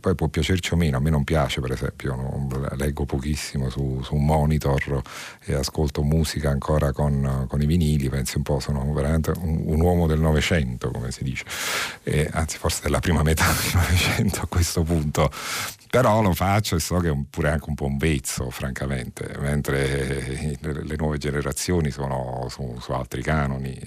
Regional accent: Naples, Campania, Italy; lo dico da napoletana

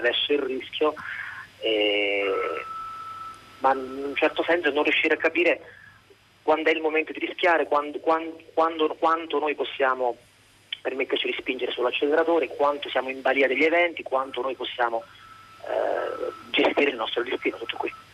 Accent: Abruzzo, Italy; io sono abruzzese

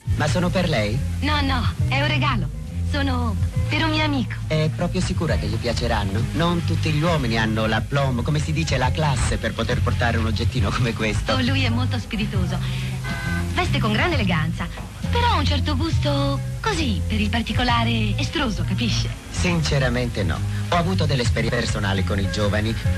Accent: Italy; io sono molto legata alla mia lingua e alla mia terra

